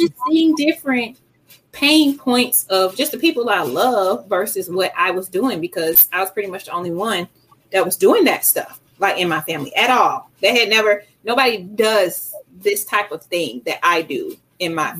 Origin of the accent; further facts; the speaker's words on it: Decatur, Georgia, United States; I grew up, I'm from Decatur. So I grew up on Keller Road in McAfee